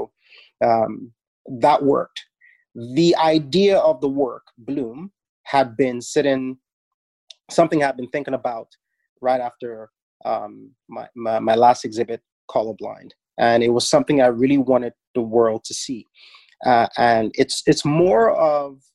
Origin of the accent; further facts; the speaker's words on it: Nigeria; now in Toronto, Canada; growing up in Nigeria, head wraps was something every woman wore